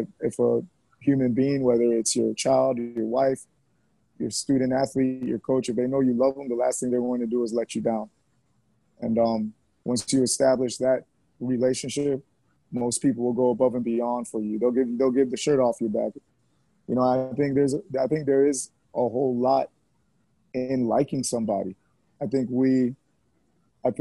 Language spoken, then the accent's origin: English; Miami, Florida, United States; also born or lived in Jamaica; A substantial part of my life was in Miami and South Florida area